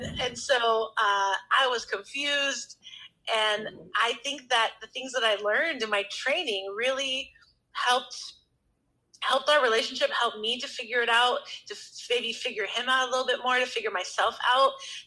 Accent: New York, United States; And so it was my dad's sauce because, you know, we're from New York.

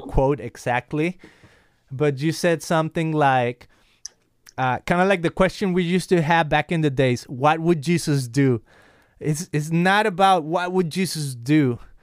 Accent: Guadalajara, Jalisco, Mexico; now in California, United States; I'm from Guadalajara, Mexico, and here I am in California.

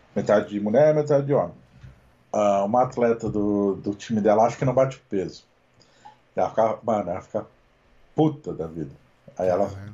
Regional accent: Brazil; Nós somos brasileiros

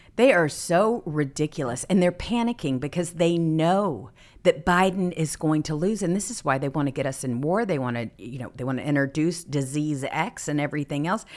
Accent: Mississippi, United States; moved away; I'm from Mississippi originally

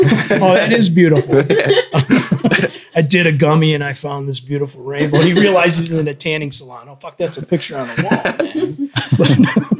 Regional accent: Detroit, Michigan, United States; So we're from Detroit.

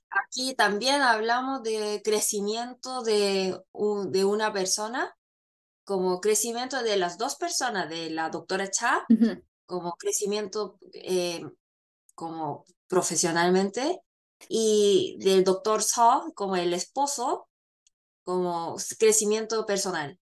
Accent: Chile; moved away; cuando estaba en Chile crecí viendo telenovelas mexicanas

